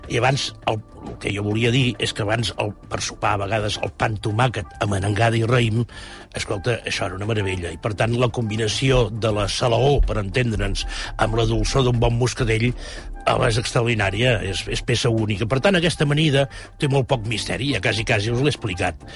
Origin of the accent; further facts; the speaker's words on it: Granollers, Catalonia, Spain; Jo, que sóc fill de Granollers